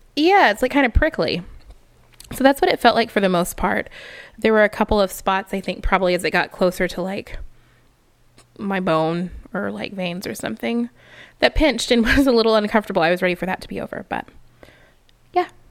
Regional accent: Texas, United States; growing up in Texas

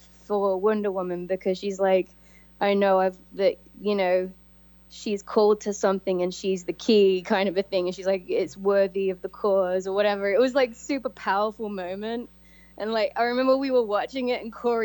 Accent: Coventry, West Midlands, United Kingdom; moved away as an adult; I came from Coventry, England.

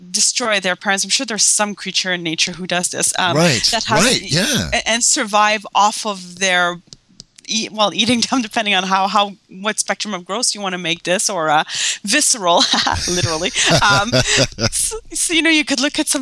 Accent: Canada; I'm Canadian

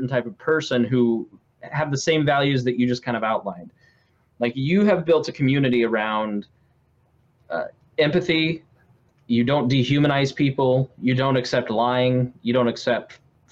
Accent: Indianapolis, Indiana, United States; I'm from Indianapolis

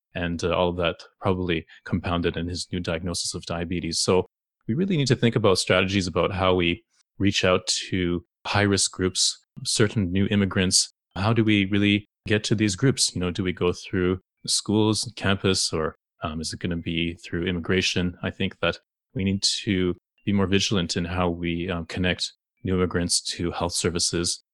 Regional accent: Toronto, Ontario, Canada; growing up in the very multicultural city of Toronto

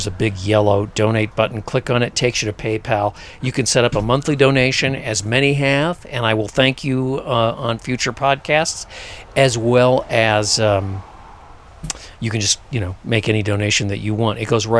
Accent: Sedona, Arizona, United States; because I'm from Sedona, and Sedona is now so crazy busy

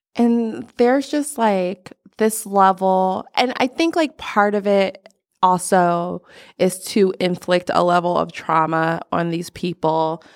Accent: Texas, United States; I was born in Texas

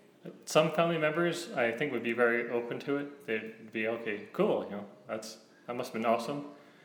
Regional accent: Alberta, Canada; Yes. I came from Alberta.

